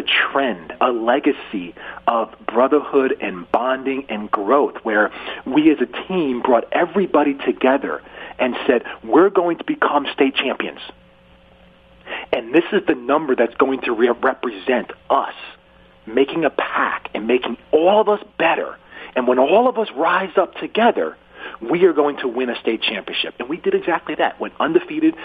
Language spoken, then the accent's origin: English; Northwest New Jersey, United States; I grew up in Northwest New Jersey